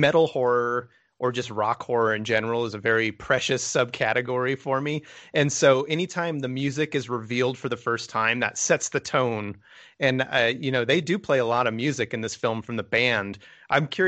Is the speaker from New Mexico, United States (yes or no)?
yes; New Mexico, United States; I grew up in New Mexico, and so I grew up down at the bottom